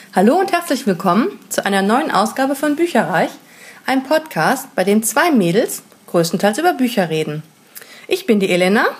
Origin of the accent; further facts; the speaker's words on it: Hamburg, Germany; wir sind Hamburger